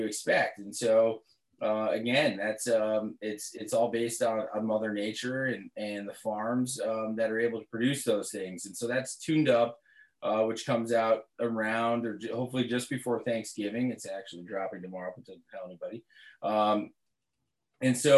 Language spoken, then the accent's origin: English; Northeast, United States; now in Vermont, United States; growing up in the Northeast, living in Vermont